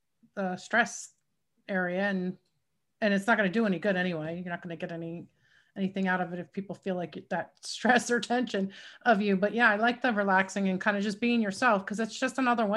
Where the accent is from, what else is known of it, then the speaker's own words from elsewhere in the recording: Philadelphia, Pennsylvania, United States; I mean, I am, like, if I get angry, but, you know, I'm from South Philly.